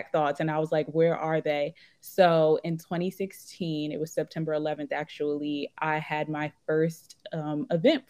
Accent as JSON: {"language": "English", "region": "New Jersey", "country": "United States", "moved": "as an adult", "lives_now": "Los Angeles, United States", "said": "I'm from Jersey"}